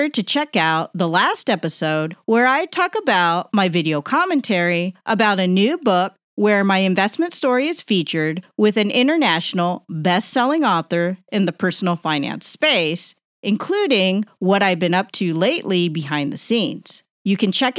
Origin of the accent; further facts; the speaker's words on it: California, United States; moved away; I'm originally from California